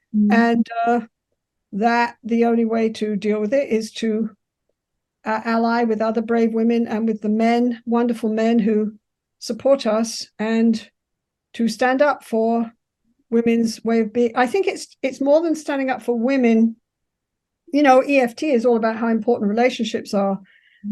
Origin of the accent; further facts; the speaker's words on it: England, United Kingdom; moved away as an adult; now in Canada; I'm English, so I can be very assertive, but I'm taught to be polite